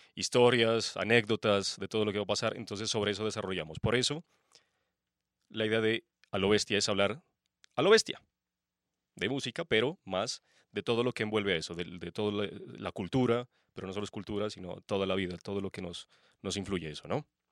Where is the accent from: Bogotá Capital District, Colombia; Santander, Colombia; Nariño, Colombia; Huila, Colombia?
Nariño, Colombia; Pasto; Pastense, obviamente. Soy de Pasto.